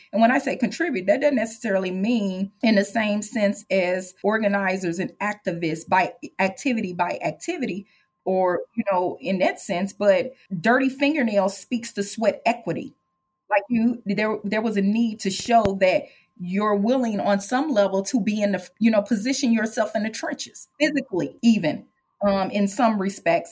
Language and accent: English; St. Louis, Missouri, United States; I am Black, born and raised in St. Louis